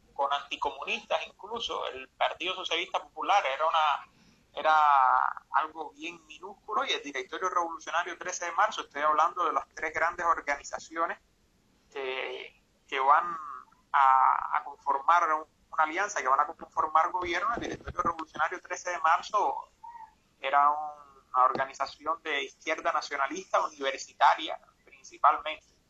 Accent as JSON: {"language": "Spanish", "country": "Cuba", "said": "vengo desde Cuba"}